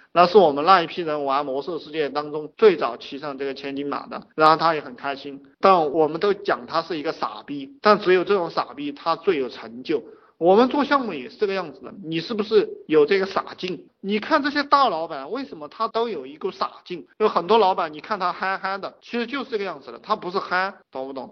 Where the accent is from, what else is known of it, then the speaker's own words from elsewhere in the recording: China; 我们中国人讲一命二运三风水，四季阴公五读书